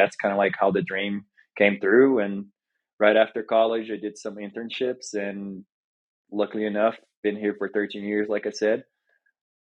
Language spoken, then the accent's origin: English; Brazil; moved away as an adult; also born or lived in Oklahoma, United States; now in Denver, United States; I was born and raised in Brazil, came to the United States to play basketball and play college basketball